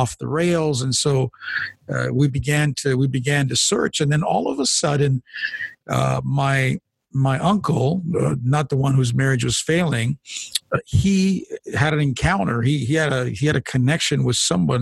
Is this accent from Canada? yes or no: yes; Canada; My background, by the way, is Italian. My parents are immigrants to this country, but I was born here in Canada.